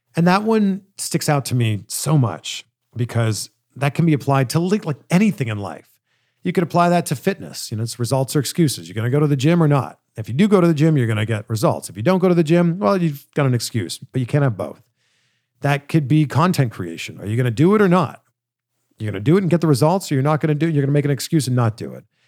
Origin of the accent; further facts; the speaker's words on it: Toronto, Ontario, Canada; my hometown in Canada, in Toronto